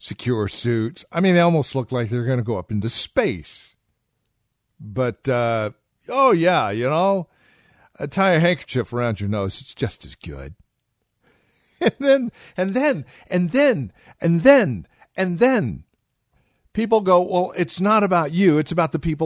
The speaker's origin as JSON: {"language": "English", "region": "Southern California", "country": "United States", "tie": "born or raised there", "said": "I was raised in Southern California, 60s and 70s."}